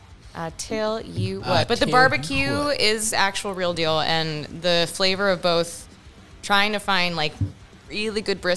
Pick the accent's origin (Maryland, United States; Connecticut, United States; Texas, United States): Texas, United States; El Paso; moved away; growing up in El Paso, Texas is its own hang.